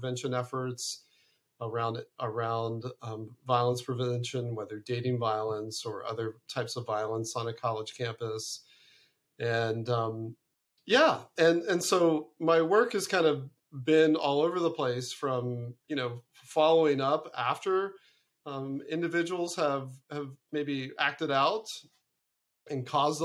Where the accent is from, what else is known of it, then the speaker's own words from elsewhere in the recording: Ohio, United States; also born or lived in Arizona / Connecticut; now in California, United States; originally I'm from Ohio. I'm from the great Midwest